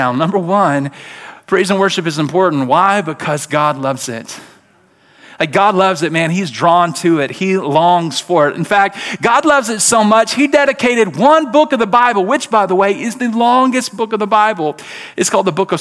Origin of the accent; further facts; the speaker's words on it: Birmingham, Alabama, United States; born and raised in Birmingham, Alabama